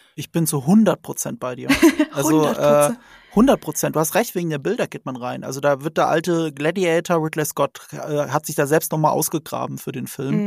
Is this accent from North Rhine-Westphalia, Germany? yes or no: no; Rhineland-Palatinate, Germany; ich komme aus Rheinland-Pfalz, ne? Das ist an der französischen Grenze